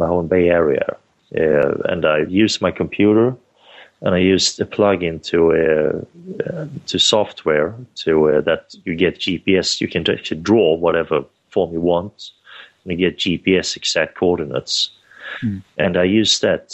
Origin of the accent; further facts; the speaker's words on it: Sweden; I'm one person from Sweden.